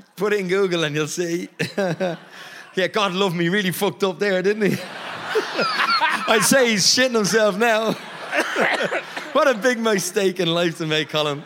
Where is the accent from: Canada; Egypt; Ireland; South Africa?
Ireland